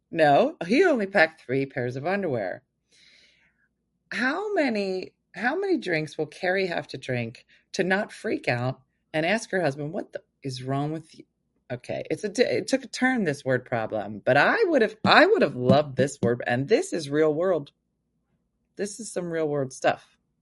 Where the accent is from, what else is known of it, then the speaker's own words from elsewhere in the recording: New Jersey, United States; I'm from New Jersey. I'm currently in Vegas